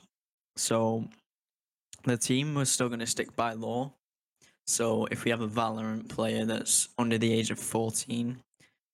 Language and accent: English; United Kingdom; I'm from the United Kingdom